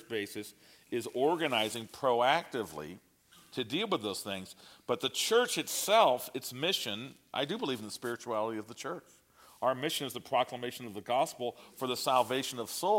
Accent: United States; I'm an American

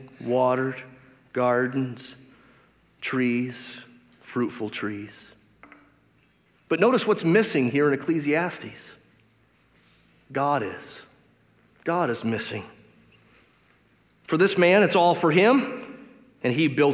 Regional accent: Detroit, Michigan, United States; I grew up in Detroit

